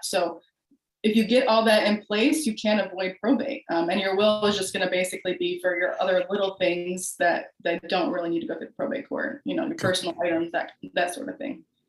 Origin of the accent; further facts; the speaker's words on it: Buffalo, New York, United States; moved away as an adult; also born or lived in Florida; now in Houston, United States; I am originally from Buffalo, New York, upstate New York, um, and I moved down to Florida where I went to law school